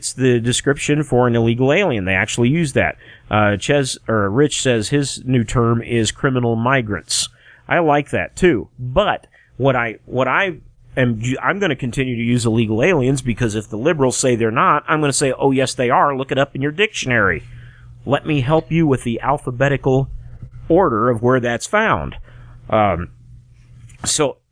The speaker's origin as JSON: {"language": "English", "country": "United States", "tie": "born or raised there", "said": "I'm not an immigrant. I was born here in the United States"}